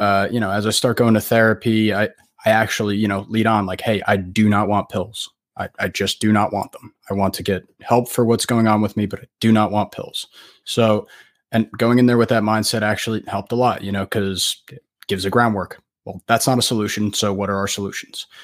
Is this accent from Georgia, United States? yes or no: no; New Jersey, United States; I am from New Jersey, um, United States